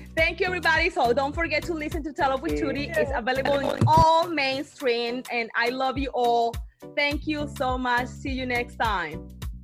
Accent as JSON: {"language": "English", "town": "Cartagena", "region": "Bolívar", "country": "Colombia", "tie": "born or raised there", "second_language": "English", "moved": "yes", "said": "I was born in Cartagena, Colombia, but when I grew up, I grew up in, the, in a really impacted area"}